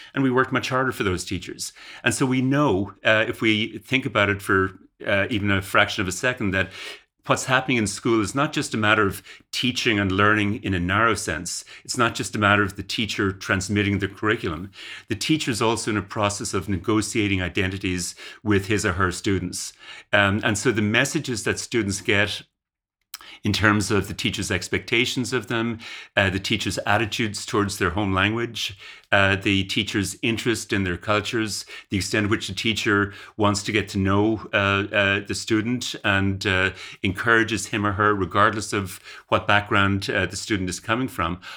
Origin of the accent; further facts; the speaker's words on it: Ireland; moved away as an adult; now in Canada; I grew up in Ireland uh, and went to university in Ireland, and then went to Canada to do graduate work uh, and uh, stayed in Canada basically.